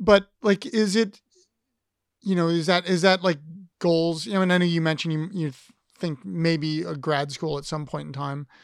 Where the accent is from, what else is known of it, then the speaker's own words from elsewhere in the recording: Columbus, Ohio, United States; I come from Columbus, so, which is bigger city than most people think that it is